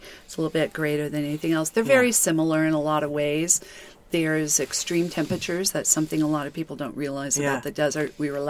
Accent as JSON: {"language": "English", "town": "Albuquerque", "region": "New Mexico", "country": "United States", "tie": "born or raised there", "also_born_or_lived": "Encinitas, California", "moved": "as an adult", "lives_now": "Joshua Tree, United States", "said": "Having been born and raised in Albuquerque, which is definitely high desert, 5,200 feet"}